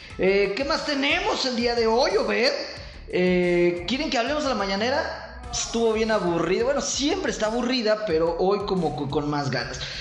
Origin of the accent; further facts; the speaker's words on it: Mexico; nuestro pobre México